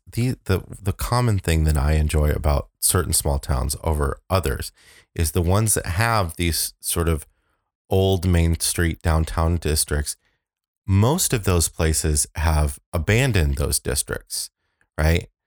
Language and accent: English; Aurora, Illinois, United States; I'm from Aurora